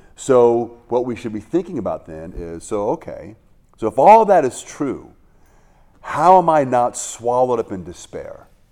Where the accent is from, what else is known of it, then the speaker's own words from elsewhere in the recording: Hawaii, United States; I grew up in Hawaii